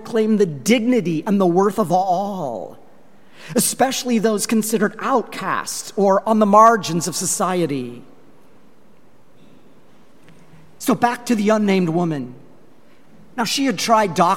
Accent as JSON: {"language": "English", "town": "Longmont", "region": "Colorado", "country": "United States", "tie": "born or raised there", "moved": "yes", "said": "I was in my hometown of Longmont, Colorado"}